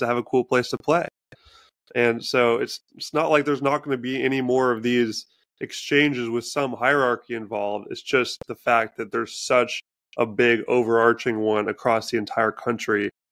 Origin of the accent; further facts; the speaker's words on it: Washington, United States; living in my home state of Washington